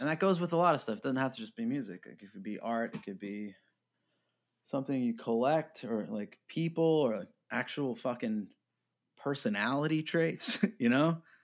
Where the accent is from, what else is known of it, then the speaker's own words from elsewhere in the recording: New York, United States; I grew up in New York